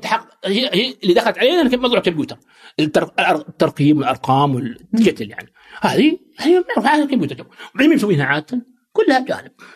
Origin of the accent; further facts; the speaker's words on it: Saudi Arabia; also born or lived in United States; عندنا في السعوديه